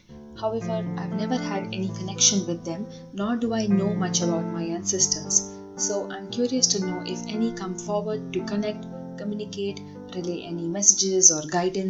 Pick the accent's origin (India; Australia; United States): India; I'm from India.